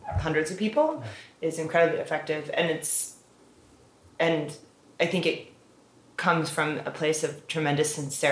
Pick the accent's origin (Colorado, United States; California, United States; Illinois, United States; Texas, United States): California, United States; moved away; also born or lived in New York; I'm from California originally